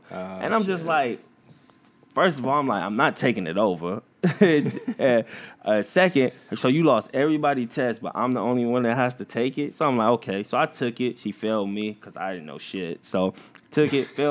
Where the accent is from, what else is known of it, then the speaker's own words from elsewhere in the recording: East Chicago, Indiana, United States; I grew up in East Chicago, Indiana. I went to school at East Chicago Central